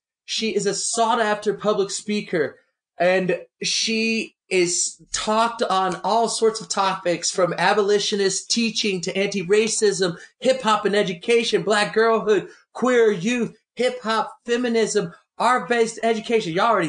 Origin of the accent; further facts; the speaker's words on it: Georgia, United States; See, I grew up, you know, because I grew up in Georgia, so you couldn't grow up in Georgia and not hear that song.